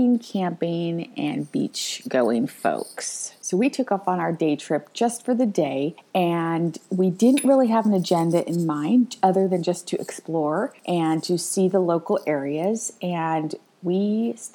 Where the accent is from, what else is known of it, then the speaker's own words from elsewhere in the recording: San Jose, California, United States; I grew up in San Jose area